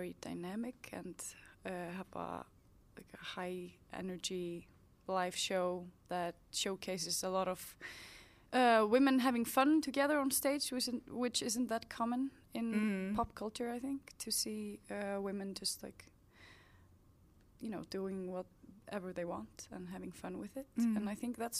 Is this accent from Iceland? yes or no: yes; Reykjavik, Capital Region, Iceland; I'm from here, from the capital